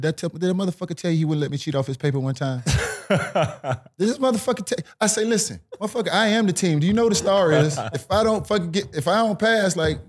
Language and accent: English; Miami, Florida, United States; Growing up in Miami, it was just Cuban and black.